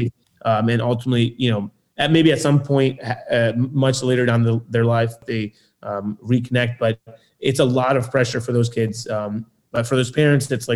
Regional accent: Lewisburg, Pennsylvania, United States; where I grew up in Lewisburg, there was no other Sikh family except one

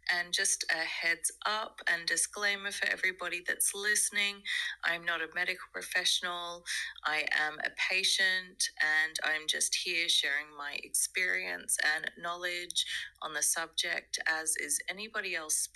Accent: Australia; now in South Africa; I am Australian, but I live in South Africa.

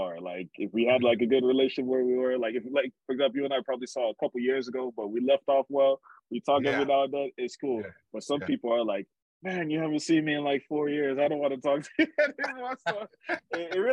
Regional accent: Nigeria; moved away; going back to Nigeria is always memorable for me

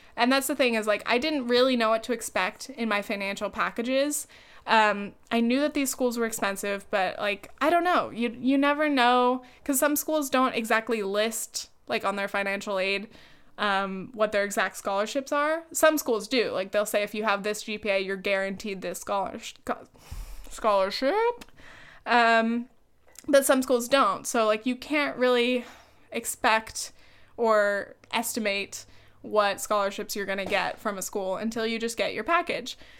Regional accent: California, United States; moved away as an adult; now in New York, United States; I could go back to California, but I, if, I, I don't have any roots there. even though it's, like, my home state, more than anywhere else

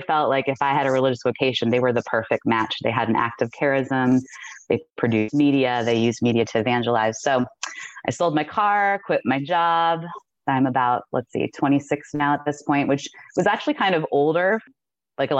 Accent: outside of Cleveland, Ohio, United States; I was born outside of Cleveland, Ohio

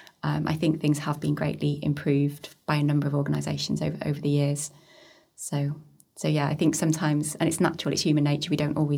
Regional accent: Colwyn Bay, Wales, United Kingdom; I'm from Corwin Bay originally, and I've worked here for a long period of time

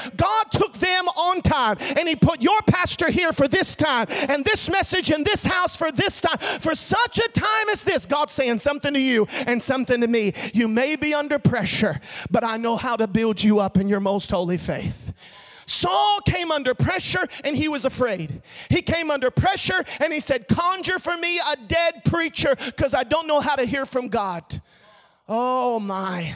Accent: Orlando, Florida, United States; I'm born and raised in Florida, live most of my life in Orlando

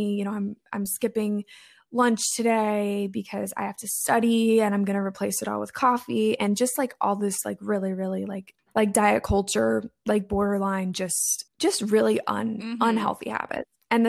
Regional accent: East Coast, United States; I went to college in the Midwest. I'm from the East Coast of the States.

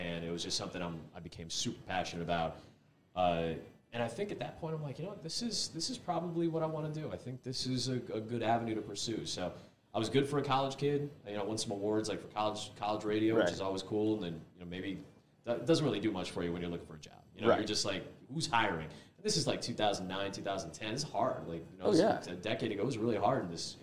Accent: Chicago, Illinois, United States; moved away; where I grew up in suburban Chicago

